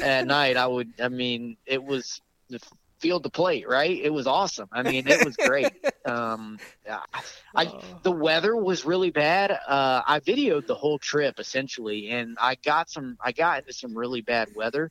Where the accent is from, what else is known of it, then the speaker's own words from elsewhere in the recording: Florida, United States; moved away; also born or lived in upstate New York / the Deep South; I grew up in Florida. I spent most of my life in the deep south.